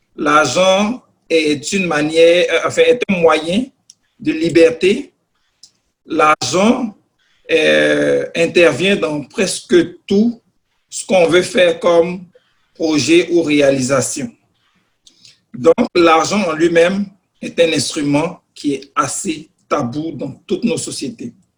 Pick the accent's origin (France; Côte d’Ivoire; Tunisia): Côte d’Ivoire; moved away as an adult; now in Canada; je suis au Canada depuis pratiquement dix ans. Euh, j'ai reçu une formation dans mon pays d'origine, la Côte d'Ivoire